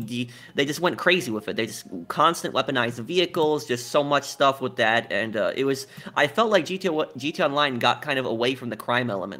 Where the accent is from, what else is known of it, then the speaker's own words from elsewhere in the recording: New York, United States; moved away; I'm originally from New York